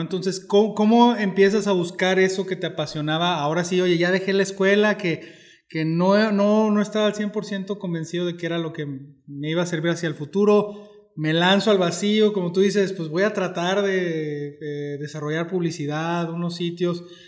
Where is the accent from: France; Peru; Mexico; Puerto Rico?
Mexico; como mexicanos